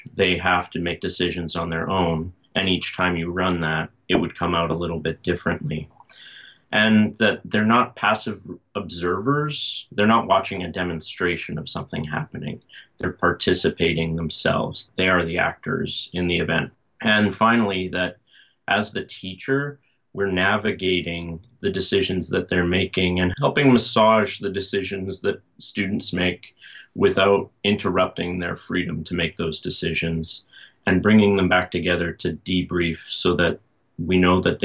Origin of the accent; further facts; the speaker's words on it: Calgary, Alberta, Canada; moved away as an adult; also born or lived in Redwood City, California; I was born and raised in Calgary and, you know, eventually got back there.